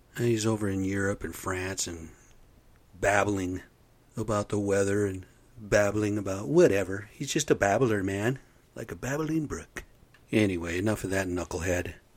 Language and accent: English; United States; moved away; I'm American Indian, man. I'm off the rez. I've come from the reservation